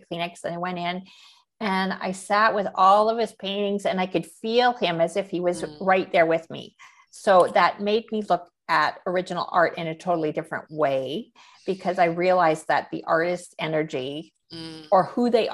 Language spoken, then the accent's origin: English; Canada; I am a Canadian painter